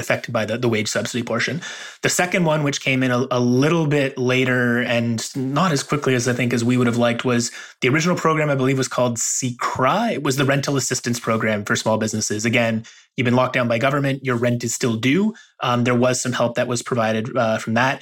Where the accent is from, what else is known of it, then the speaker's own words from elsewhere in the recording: Toronto, Ontario, Canada; I'm from Toronto